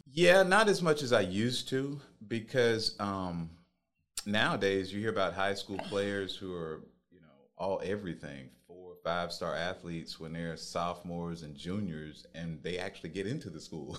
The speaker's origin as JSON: {"language": "English", "town": "Phenix City", "region": "Alabama", "country": "United States", "tie": "born or raised there", "moved": "yes", "lives_now": "Columbus, United States", "said": "I grew up in Phoenix City"}